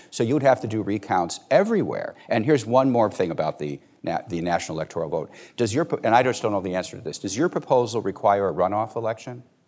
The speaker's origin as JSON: {"language": "English", "town": "Chicago", "region": "Illinois", "country": "United States", "tie": "born or raised there", "said": "I'm from Cook County, Illinois. It's where I grew up."}